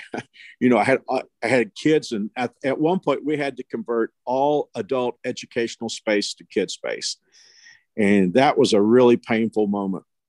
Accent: Fort Worth, Texas, United States; moved away as an adult; also born or lived in Houston, Texas; now in Wichita, United States; I grew up in Fort Worth

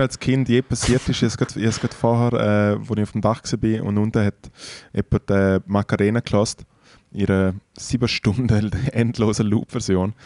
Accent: Switzerland; in den Schweizer Bergen, in der Nähe von meiner Heimat

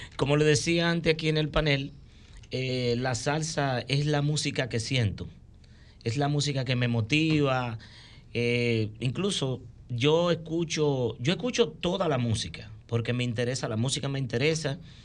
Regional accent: Santiago de los Caballeros, Santiago, Dominican Republic; soy primeramente soy santiaguero

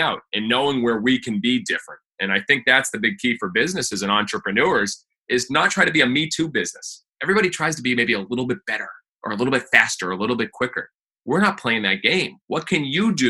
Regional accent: Massachusetts, United States; moved away as an adult; I grew up in Massachusetts, big baseball player.

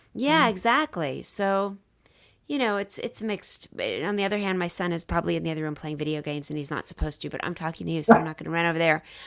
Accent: Dallas, Texas, United States; I'm from Dallas

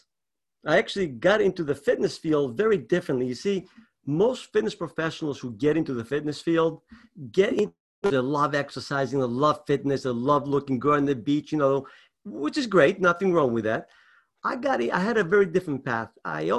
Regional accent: Greece; moved away; I was raised in Greece.

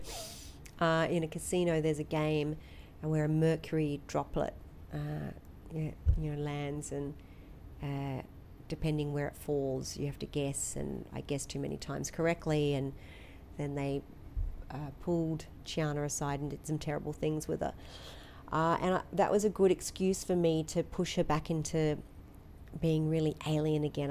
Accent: Australia; I'm typical Aussie.

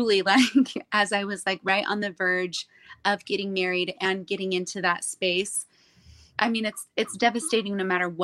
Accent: San Diego, California, United States; I grew up in San Diego

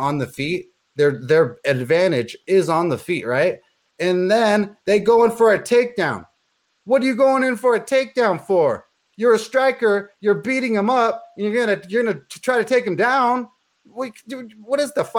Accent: Los Angeles, California, United States; I'm from Los Angeles

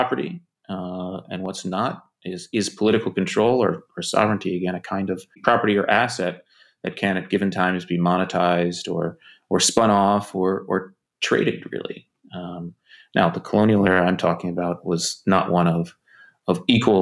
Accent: United States; I grew up in the United States

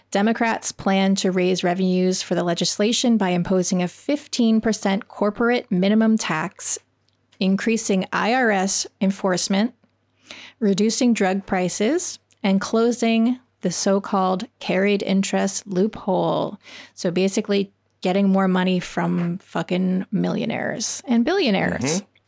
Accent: Canada; moved away; as a Canadian who grew up and didn't learn about the American system of government

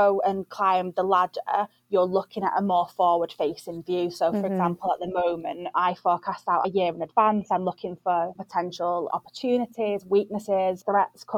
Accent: Manchester, North West England, United Kingdom; also born or lived in London / Leeds / New York; I'm from Manchester and I just absolutely am the biggest advocate of the North. So moved back up North.

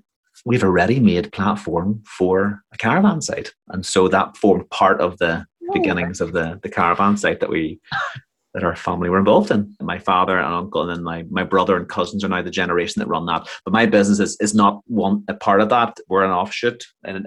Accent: Kilkeel, Northern Ireland, United Kingdom; Local man down here, Cranfield, Kilkeel, County Down, Northern Ireland

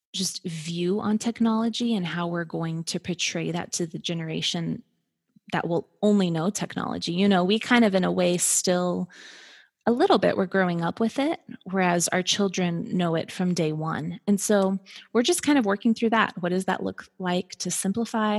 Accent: Colorado, United States; moved away as an adult; now in Atlanta, United States; we moved from Colorado, it's kind of where we met, where we grew up

